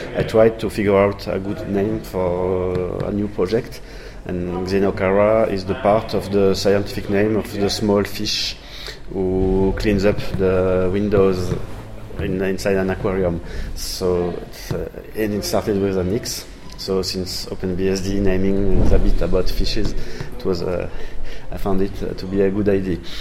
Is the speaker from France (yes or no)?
yes; France; accent: French; English is a second language; also born or lived in Toulouse, France; I'm a French guy, you will hear it with my English accent, uh, living in Toulouse in the southwest of France